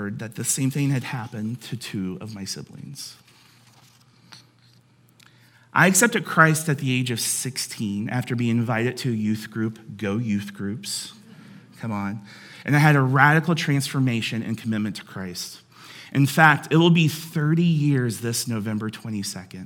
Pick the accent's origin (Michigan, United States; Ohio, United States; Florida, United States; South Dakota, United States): Ohio, United States; Cincinnati; I grew up in Cincinnati